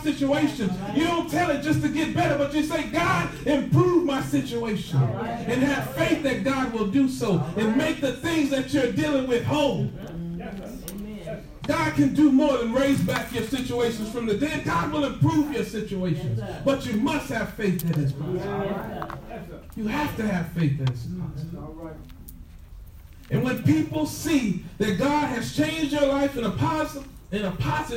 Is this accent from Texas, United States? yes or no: yes; Temple, Texas, United States; I'm from Temple.